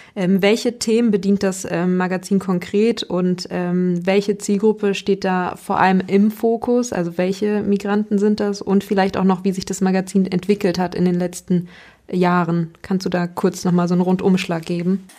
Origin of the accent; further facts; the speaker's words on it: Hanover, Lower Saxony, Germany; da, wo ich aufgewachsen bin, in Hannover